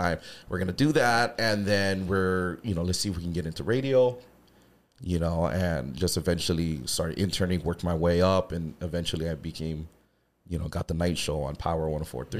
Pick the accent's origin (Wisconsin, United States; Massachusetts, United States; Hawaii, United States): Hawaii, United States; also born or lived in Santa Monica; born in Hawaii mm-hmm. I lived in uh, Santa Monica when I was a kid for a little while moved back home